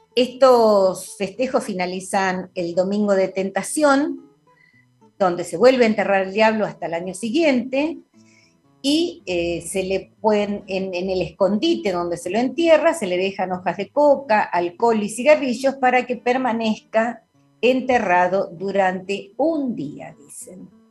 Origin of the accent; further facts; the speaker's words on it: General La Madrid, Buenos Aires Province, Argentina; yo que me crié en la provincia de Buenos Aires, en mi pueblo, en general la Madrid